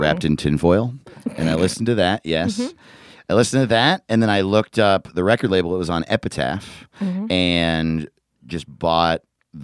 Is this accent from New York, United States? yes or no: yes; Orange County, New York, United States; moved away as an adult; also born or lived in Los Angeles; I'm from Orange County, New York, which is like an hour north of the city